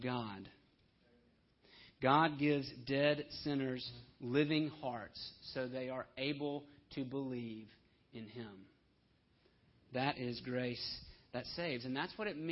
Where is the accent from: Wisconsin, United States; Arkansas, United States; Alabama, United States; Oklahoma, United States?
Alabama, United States; Homewood; I'm from Homewood, Alabama